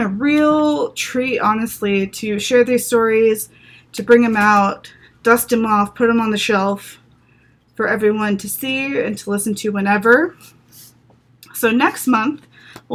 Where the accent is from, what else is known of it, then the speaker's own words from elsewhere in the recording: the South, United States; now in Los Angeles, United States; I grew up in the South